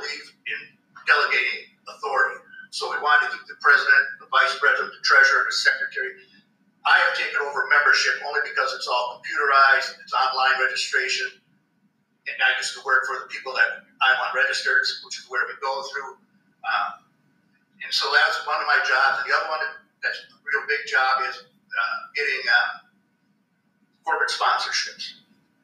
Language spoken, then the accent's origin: English; Wisconsin, United States; now in Missouri, United States; I was from Wisconsin originally